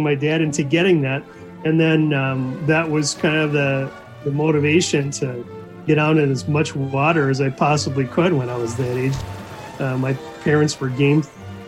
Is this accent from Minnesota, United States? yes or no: yes; Anoka, Minnesota, United States; I grew up in Anoka, which is, Anoka is a town that you drive through in order to get to your cabin.